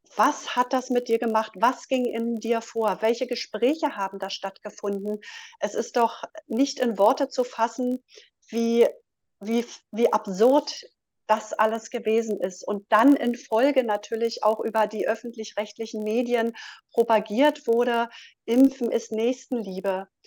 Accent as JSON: {"language": "German", "region": "Berlin", "country": "Germany", "said": "Ich komme aus Berlin."}